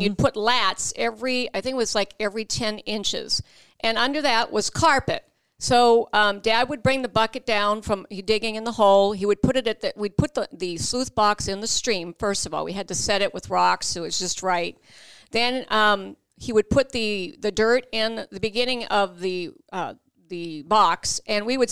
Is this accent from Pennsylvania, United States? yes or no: no; Lowell, Massachusetts, United States; moved away; also born or lived in Alaska; I was born in Lowell, Massachusetts